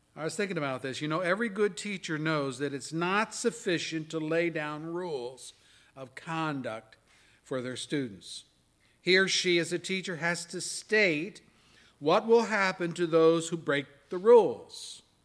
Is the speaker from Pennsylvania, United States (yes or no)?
yes; Pennsylvania, United States; moved away; When I was a kid growing up in Pennsylvania, our town had the Susquehanna River flowing